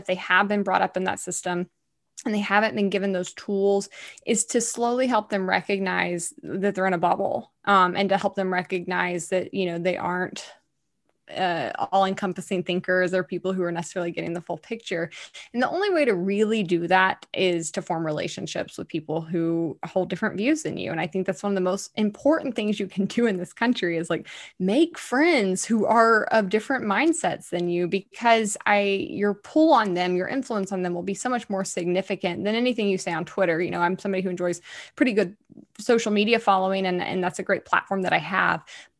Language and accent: English; Deep South, United States; I always compare it to like these football teams that I grew up around in the Deep South.